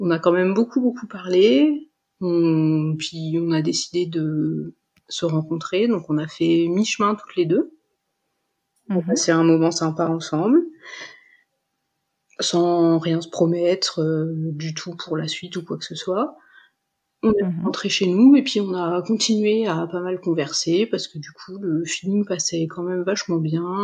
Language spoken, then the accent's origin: French; Dijon, Bourgogne-Franche-Comté, France; Euh, je, moi, je venais de Dijon, euh, j'avais encore des amis là-bas.